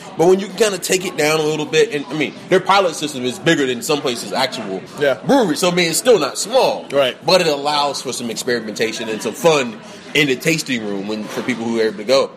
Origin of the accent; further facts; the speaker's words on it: Atlanta, Georgia, United States; growing up in Atlanta